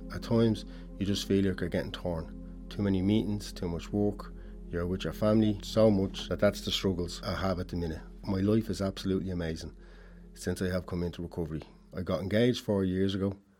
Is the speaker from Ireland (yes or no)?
yes; Dublin, Leinster, Ireland; I grew up in Ballymun, born and bred.